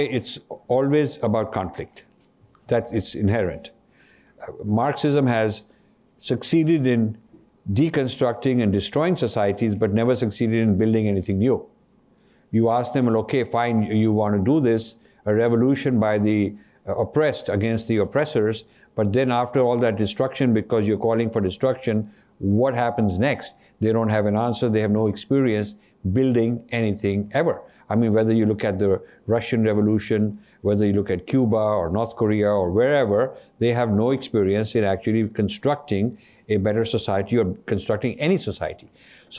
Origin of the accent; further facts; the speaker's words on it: Ludhiana, Punjab, India; moved away; I come from Punjab.